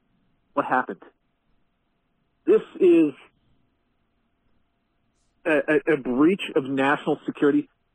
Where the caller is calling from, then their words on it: Montana, United States; I'm calling from Montana.